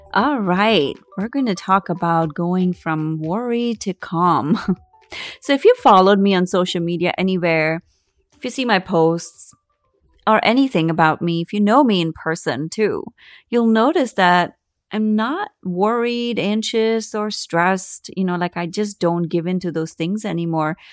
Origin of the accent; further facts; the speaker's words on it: India; I grew up in India